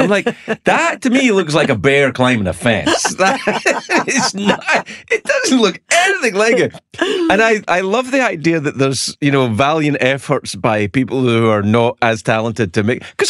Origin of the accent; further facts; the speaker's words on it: Scotland, United Kingdom; I'm not a Catholic, but I grew up in Scotland. There's a lot of Catholics around, and I have friends who are Catholics.